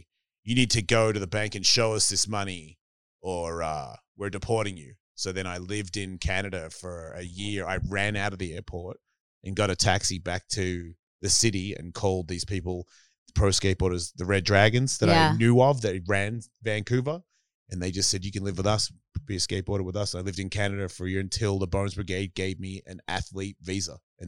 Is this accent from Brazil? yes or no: no; Australia; accent: Australian; So it just sounded like they wanted to hear me say some shit that would run along what they think Australians are.